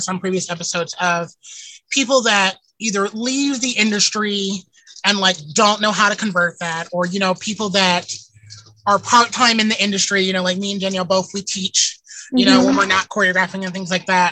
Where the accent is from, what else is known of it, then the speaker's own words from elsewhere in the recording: the South, United States; I'm from the South